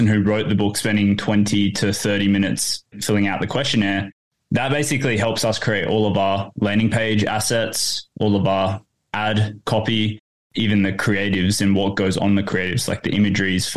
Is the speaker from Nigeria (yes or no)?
no; Port Hedland, Western Australia, Australia; moved away as an adult; now in Perth, Australia; I grew up in Port Hedland